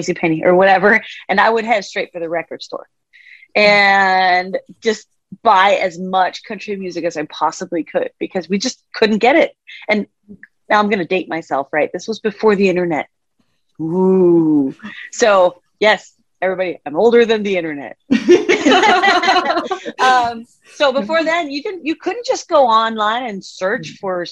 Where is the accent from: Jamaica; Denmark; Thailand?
Denmark; moved away as an adult; also born or lived in Washington State, United States / Nashville, United States; now in Washington, United States; I grew up in Denmark in Europe, and I moved here 10 years ago, here being the United States. I'm in Washington State right now